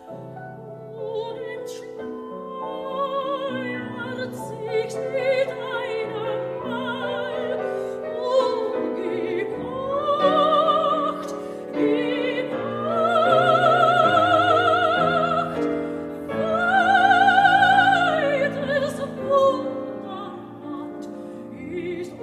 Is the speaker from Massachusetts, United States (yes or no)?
no; Houston, Texas, United States; also born or lived in Dallas, Texas; when we moved to Dallas from Houston. I was a Texan